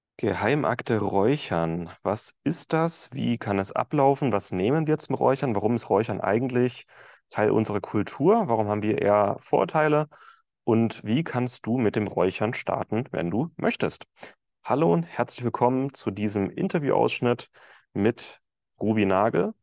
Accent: Franconia, Bavaria, Germany; ich bin in Franken geboren, aber genetisch gesehen bin ich ein Ossi

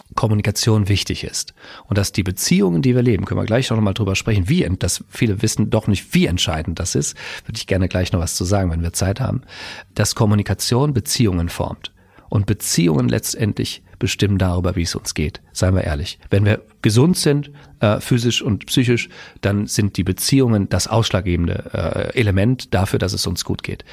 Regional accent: Westerwald, Rhineland-Palatinate, Germany; moved away as an adult; now in Hersbruck, Germany; ursprünglich komme ich aus dem Westerwald, bin dann der Liebe wegen nach Mittelfranken gezogen

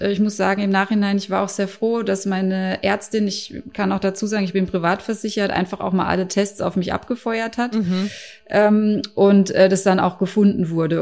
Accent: Karlsruhe, Baden-Württemberg, Germany; Ich komme aus Karlsruhe

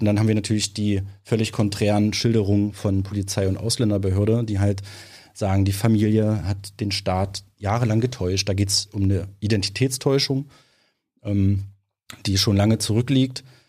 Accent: Halberstadt, Saxony-Anhalt, Germany; also born or lived in Magdeburg; dort in Halberstadt, wo ich herkomme, eine kleine Stadt am Harz

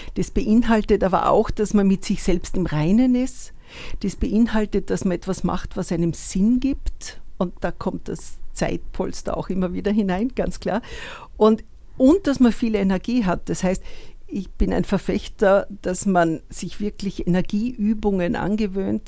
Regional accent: Upper Austria, Austria; moved away as an adult; also born or lived in Vienna; ich komme aus Oberösterreich und habe in Wien studiert

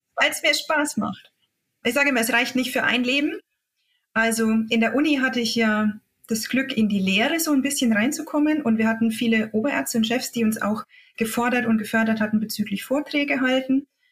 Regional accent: Upper Franconia, Bavaria, Germany; accent: Upper Franconian; also born or lived in Thuringia; Ich komme eigentlich aus Oberfranken, wie man das ein bisschen an meinem Dialekt hört

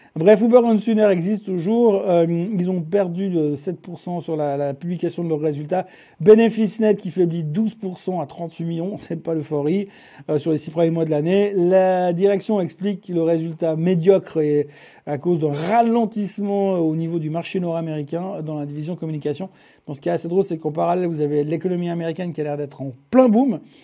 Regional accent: Switzerland; chez nous en Suisse

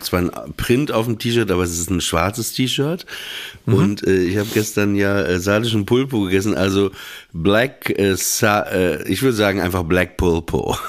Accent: Northern Germany, Germany; in Norddeutschland, wo ich aufgewachsen bin, so, da lief halt NDR 2 Radio FFN. Ne? Irgendwann gab es Antenne Niedersachsen.

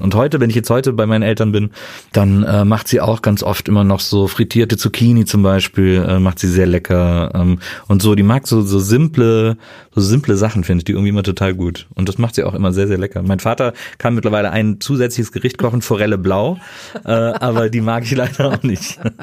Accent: Wesseling, North Rhine-Westphalia, Germany; also born or lived in Bonn; ich bin quasi im hinteren Teil, äh, im, im Richtung Land in Wesseling aufgewachsen

